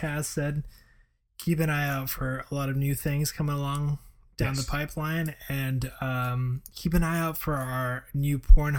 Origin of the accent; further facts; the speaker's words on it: Florida, United States; we're from Florida too